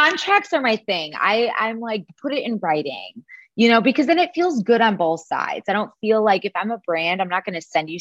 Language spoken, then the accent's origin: English; Chicago, Illinois, United States; moved away; I'm originally from Chicago, Illinois, but I have not lived there since 2010